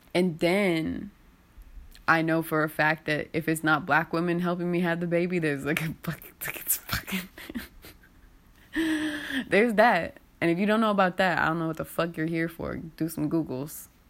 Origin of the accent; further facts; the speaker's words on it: United States; the cognitive dissonance of being an American is so crazy